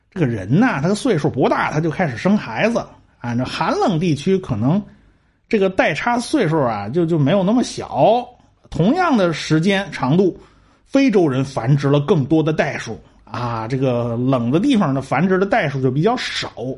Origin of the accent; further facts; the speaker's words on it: China; 我们中国人大部分都是这种齿形啊